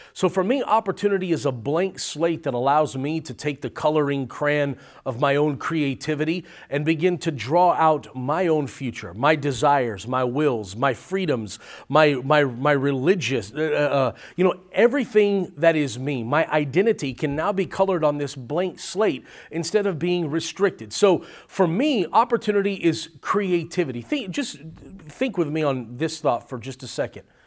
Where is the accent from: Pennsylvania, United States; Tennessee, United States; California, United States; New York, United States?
California, United States; now in Arizona, United States; originally born and raised in California, now living in Arizona